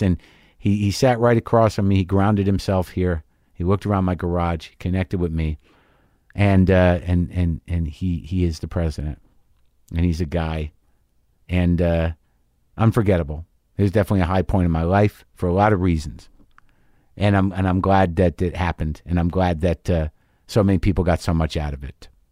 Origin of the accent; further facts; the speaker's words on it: United States; as an American person